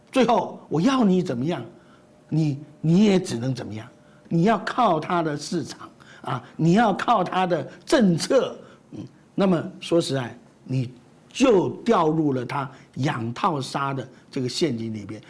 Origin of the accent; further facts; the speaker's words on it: Taiwan; 我们台湾人